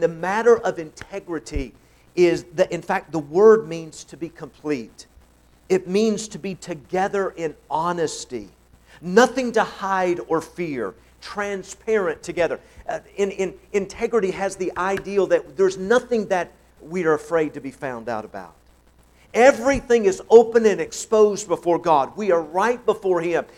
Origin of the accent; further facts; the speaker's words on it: Tennessee, United States; I'm from Tennessee